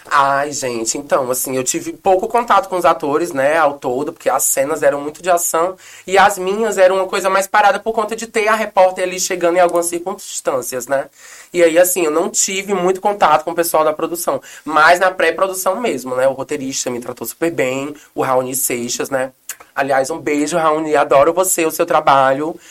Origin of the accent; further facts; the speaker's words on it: Aracatiaçu, Ceará, Brazil; moved away; Eu tenho muito orgulho de ser nordestina, cearense